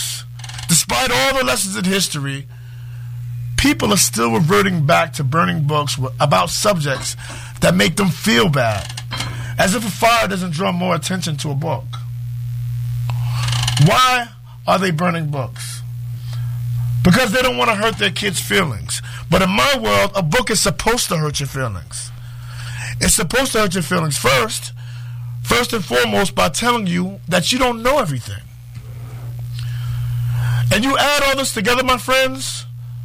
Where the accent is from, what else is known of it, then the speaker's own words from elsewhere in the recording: New York City, New York, United States; When I was growing up in Harlem